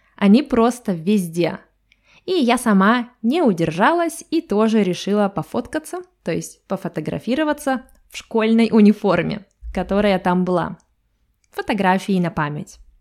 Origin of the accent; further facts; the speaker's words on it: Russia; И я из России.